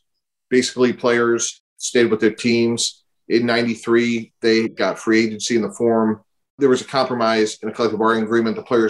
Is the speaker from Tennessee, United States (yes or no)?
no; Boston, Massachusetts, United States; I grew up in Boston